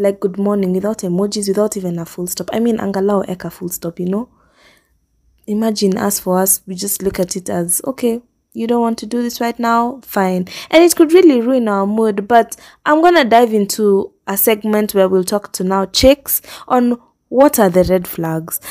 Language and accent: English; Kenya; moved away as an adult; now in Nairobi, Kenya; I really like where we live. If you asked me that a few years back when I was joining high school, I probably would not have said that because I'm thinking, "I'm so far from Nairobi.